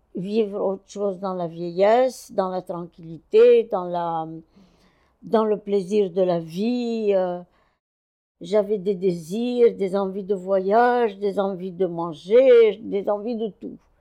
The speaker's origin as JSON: {"language": "French", "town": "Cairo", "region": "Cairo Governorate", "country": "Egypt", "tie": "born or raised there", "also_born_or_lived": "France / Brazil", "moved": "as an adult", "said": "Je suis née au Caire en 1937."}